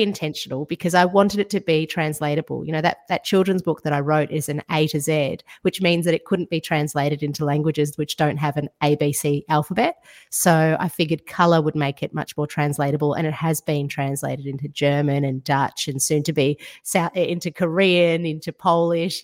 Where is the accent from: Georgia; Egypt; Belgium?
Georgia; now in Australia; I grew up in Georgia in the former Soviet Union